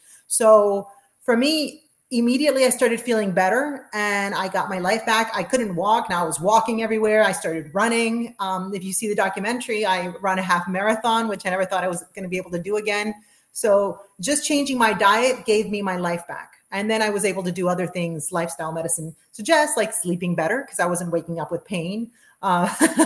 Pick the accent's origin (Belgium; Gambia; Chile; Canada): Chile; also born or lived in South America; now in United States; I'm from Chile